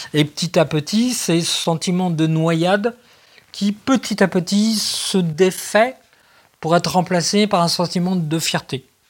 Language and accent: French; France; on est français, on est hyper psychiatrisé